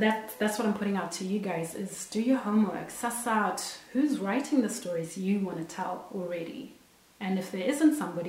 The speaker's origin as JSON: {"language": "English", "country": "Zimbabwe", "lives_now": "Australia", "said": "I'm Zimbabwean and I'm Australian and I live in Australia"}